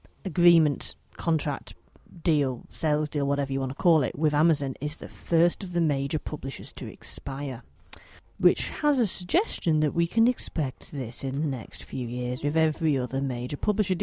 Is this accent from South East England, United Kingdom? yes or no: no; Manchester, North West England, United Kingdom; I'm local to Manchester, as you may be able to tell by my slight accent